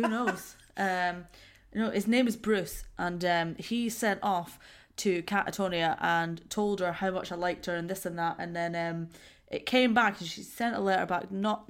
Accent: Perth, Scotland, United Kingdom; I'm from Perth

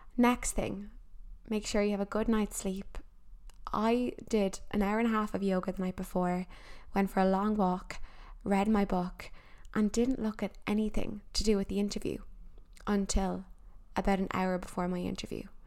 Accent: Ireland; as Irish people

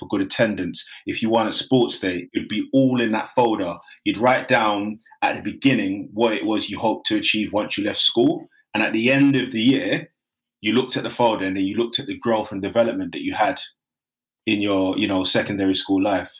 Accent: London, United Kingdom; also born or lived in Nigeria; growing up in Hackney, before it was posh, before the Olympics came, there was a lot of deprivation

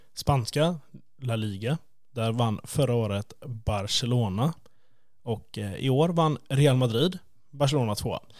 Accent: Sweden; vi är från Sverige

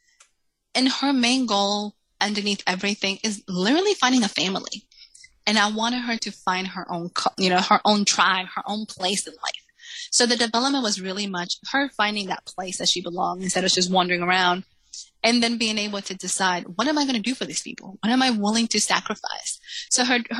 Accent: Salem, Massachusetts, United States; English is a second language; moved away as an adult; also born or lived in Dominican Republic / New York City; now in Texas, United States; I actually grew up in Salem, Massachusetts. So when we moved from Dominican Republic, we moved to Salem

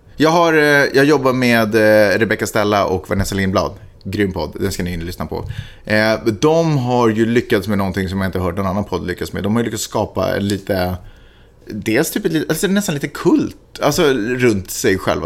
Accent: Sweden; now in United States; hemma i Sverige

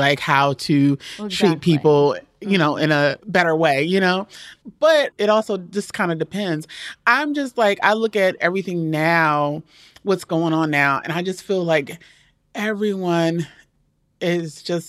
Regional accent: Maryland, United States; Well, my family's from Georgia, but I grew up in Maryland.

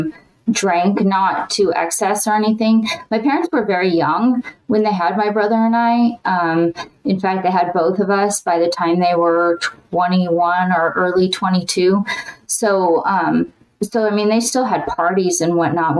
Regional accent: Carson, California, United States; now in Arizona, United States; I grew up in a city called Carson, which is in Southern California

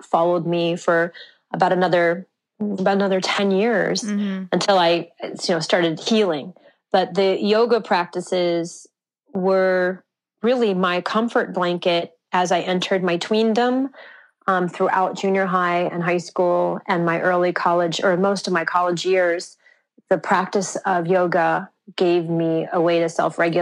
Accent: Santa Fe, New Mexico, United States; I grew up in Santa Fe, New Mexico, off the grid in a solar home.

